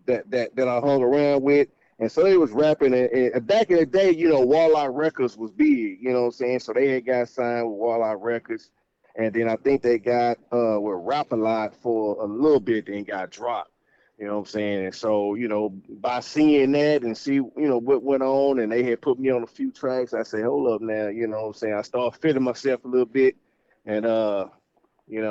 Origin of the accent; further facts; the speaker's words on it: Fort Worth, Texas, United States; also born or lived in Arlington, Texas; I grew up really in Fort Worth